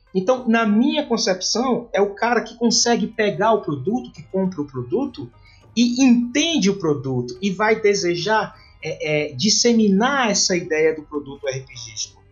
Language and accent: Portuguese; Fortaleza, Ceará, Brazil; me encontro na região Nordeste, né, porque sou nordestino, sou fortalezense do Ceará